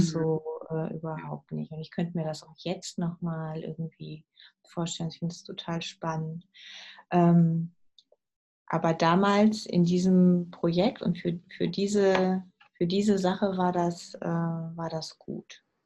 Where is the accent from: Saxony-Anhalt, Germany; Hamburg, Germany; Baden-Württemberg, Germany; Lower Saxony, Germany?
Lower Saxony, Germany; Uslar; moved away as an adult; also born or lived in Peru; ich bin aufgewachsen in der Nähe von Uslar im Solling